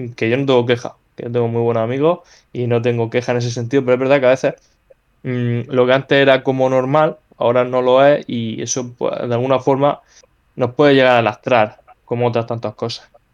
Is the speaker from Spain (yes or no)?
yes; Spain; now in Murcia, Spain; como somos los españoles